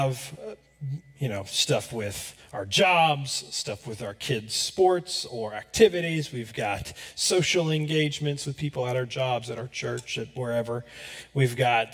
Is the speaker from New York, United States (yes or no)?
no; Florida, United States; moved away as an adult; now in Johnson County, Kansas, United States; I'm from Florida, so it rains pretty much every day